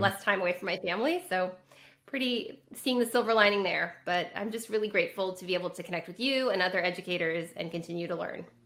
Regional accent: California, United States; I grew up in California.

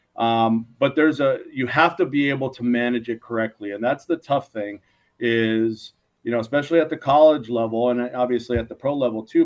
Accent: Los Angeles, California, United States; also born or lived in Moraga, California; this is back home for us. We're from the San Gabriel Valley here

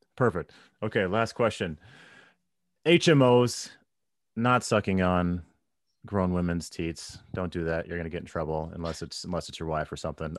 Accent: St. Louis, Missouri, United States; I was growing up in Saint Louis at the time

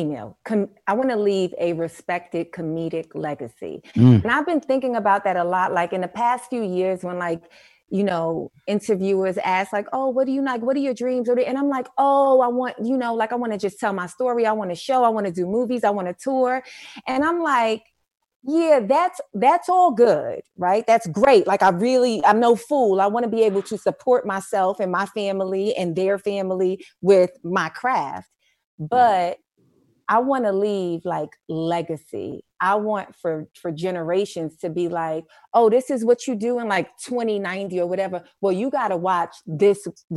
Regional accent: New York City, New York, United States; also born or lived in Brooklyn; I was born in Brooklyn. I grew up in Harlem.

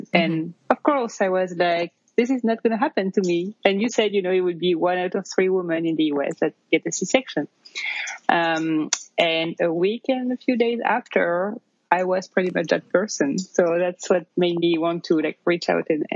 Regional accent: near Paris, Île-de-France, France; English is a second language; moved away as an adult; now in New York, United States; you can probably tell from my accent, I'm originally from France. I grew up near Paris and I moved to the US about 10 years ago

